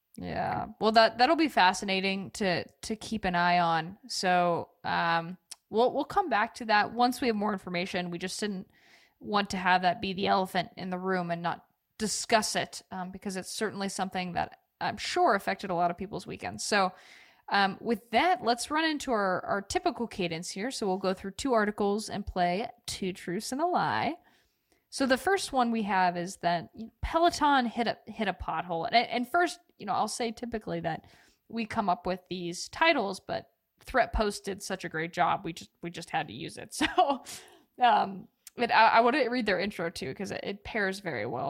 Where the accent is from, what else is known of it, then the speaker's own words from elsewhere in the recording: Oregon, United States; I grew up in Oregon